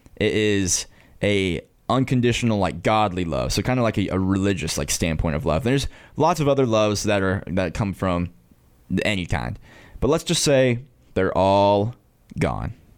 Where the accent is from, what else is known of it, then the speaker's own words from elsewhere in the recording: Hayesville, North Carolina, United States; I am from Haysville, North Carolina